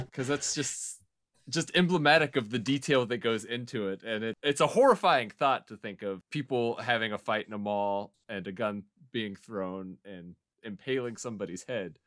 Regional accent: Muskogee, Oklahoma, United States; Muskogee, Oklahoma is my hometown.

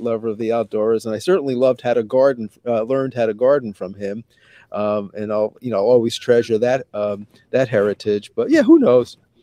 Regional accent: New York City, New York, United States; now in Syracuse, United States; I grew up in Brooklyn.

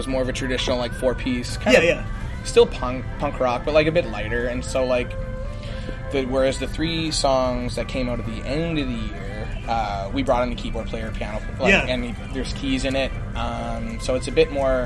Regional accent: Canada; we're from Canada

